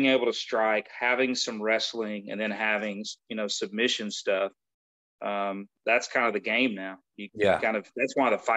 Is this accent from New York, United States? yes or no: no; West Tennessee, United States; moved away; I grew up in West Tennessee